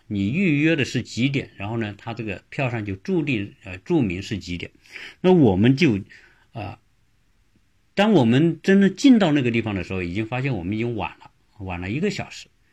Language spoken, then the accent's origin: Chinese; China; 我们中国人如果规划，他一定是坐北朝南啊